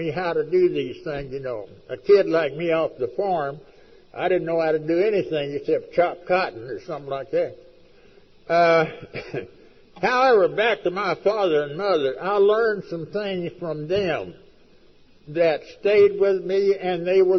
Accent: West Texas, United States; I was raised out in West Texas, a sorry damn country

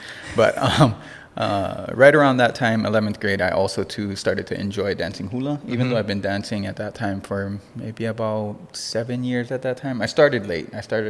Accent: Hilo, Hawaii, United States; also born or lived in Los Angeles; I grew up in Kilkaha.

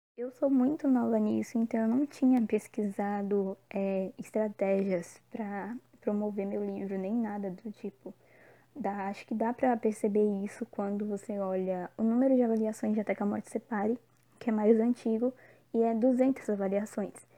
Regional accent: Brazil; now in Bahia, Brazil; Tô morando na Bahia, mas eu sou natural de São Paulo

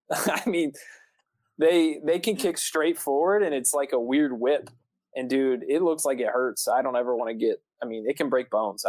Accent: central Florida, United States; growing up in Florida, so I grew up in central Florida

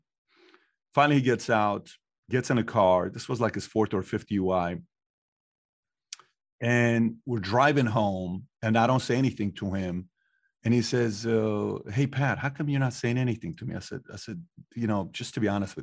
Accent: Iran; moved away; growing up in Iran

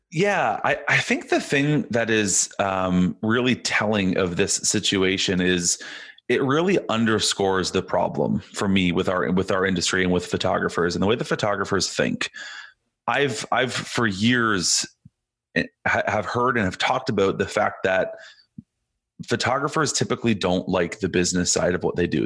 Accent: Canada; I'm Canadian

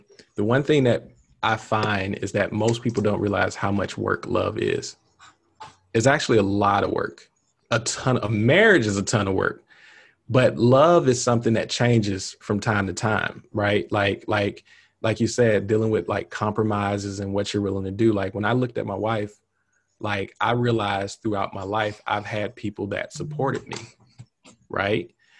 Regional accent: the South, United States; growing up in the South, you kind of told, like, oh, you get married at 25, you have two or three kids

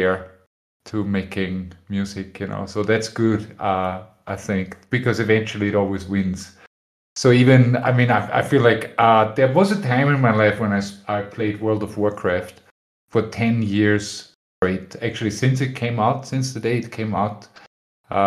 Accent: Austria; moved away as an adult; now in Spain; I'm originally from Austria, but I live in Spain.

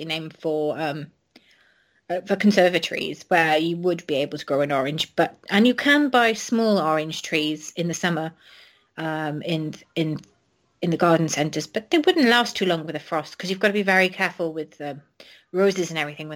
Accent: Welsh, Wales, United Kingdom; also born or lived in Swansea; I'm not English. I'm Welsh.

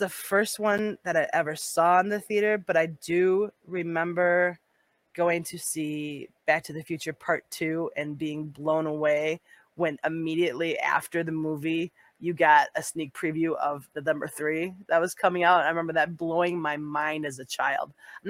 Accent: Danville, Illinois, United States; born there; I was born in Danville, Illinois. Same birthplace as the Van Dyke brothers.

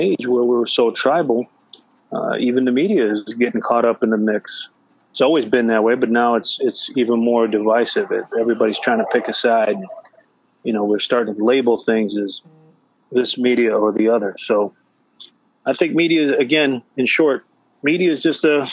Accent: United States; I was born and raised in America. My parents are from Mexico

